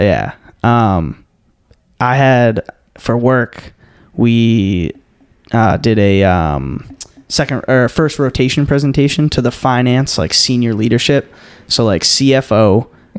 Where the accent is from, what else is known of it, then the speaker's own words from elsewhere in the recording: Cape Cod, Massachusetts, United States; moved away; I grew up on Cape Cod